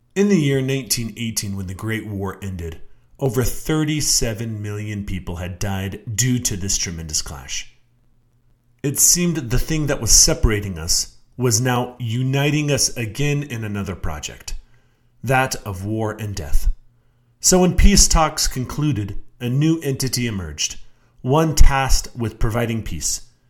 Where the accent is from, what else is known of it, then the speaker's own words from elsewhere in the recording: Utah, United States; I was born and raised in Utah